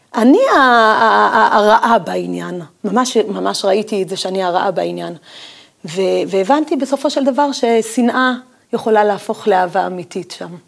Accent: Tiberias, Northern District, Israel; גדלתי בחדר וחצי, חדר קטן וחצי, אה, ולא רחוק ממני היה הקבר של רבי עקיבא

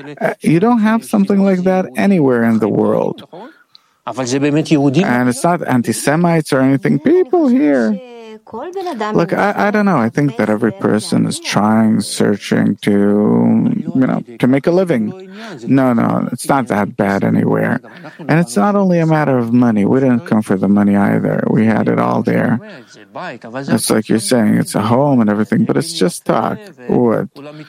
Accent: France; now in Israel; because wherever I go, for example, they hear my accent. Ah, he's French, so, you know, let's cheat him a bit here, a bit there.

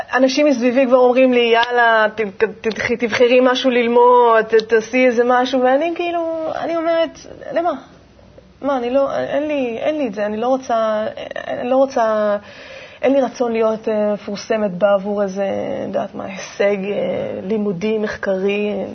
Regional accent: Manara, Northern District, Israel; moved away; also born or lived in Ashdod; גדלתי בקיבוץ מנרה, שזה קודם כל אה, קיבוץ שנמצא ממש אה, בגבול הצפון

